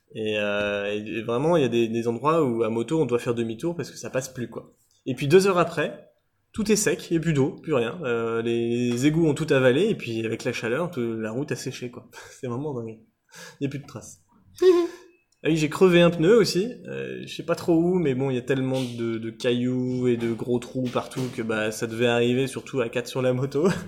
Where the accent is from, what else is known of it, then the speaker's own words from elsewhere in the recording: France; en tant que Français